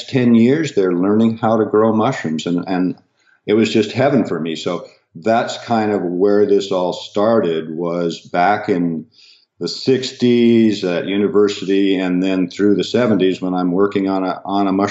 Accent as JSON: {"language": "English", "region": "Pacific Northwest", "country": "United States", "tie": "born or raised there", "said": "growing up in the Pacific Northwest, where we get a lot of rain"}